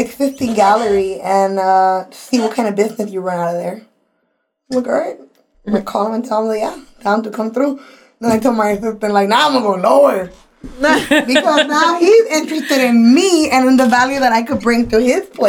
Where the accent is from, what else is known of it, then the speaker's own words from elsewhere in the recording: Los Angeles, California, United States; also born or lived in Orange County, California; I'm leaving my hometown, LA, to come into a whole new county.